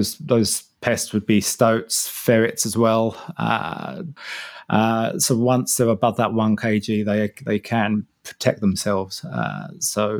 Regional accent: Harlow, East of England, United Kingdom; moved away as an adult; also born or lived in Shetland Islands, Scotland; now in Te Anau, New Zealand; I'm from Harlow in Essex in England originally, so somewhere between London and Cambridge

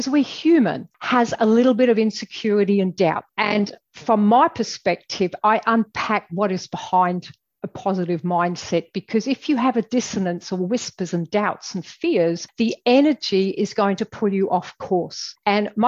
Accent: England, United Kingdom; moved away as an adult; now in Australia; I'm originally from England, as you'll probably gather by my accent.

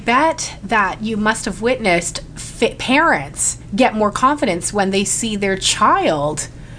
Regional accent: Canada; I'm Canadian

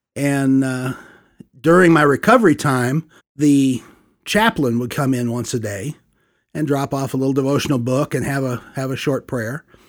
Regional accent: St. Louis, Missouri, United States; moved away as an adult; also born or lived in Tallahassee, Florida; born and raised in the Midwest. Uh, we attended the United Church of Christ, uh, for, well, till we moved away from Saint Louis. So thirty-three years

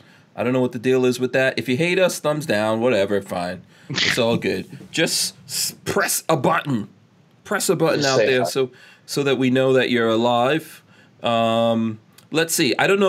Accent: United Kingdom; accent: British; Good thing for you guys I lost my British accent a long time ago.

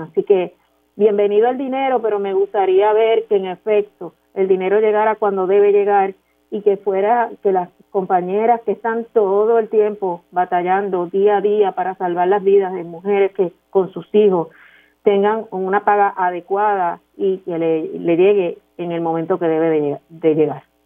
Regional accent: Puerto Rico; nosotros como puertorriqueños

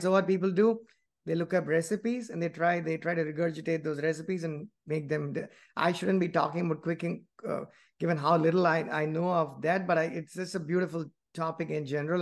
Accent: India; moved away as an adult; I grew up in India, and even though I've never worked there, I just went to school and I came here

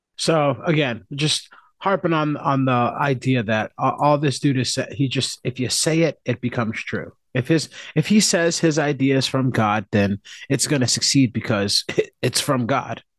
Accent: United States; I'm American

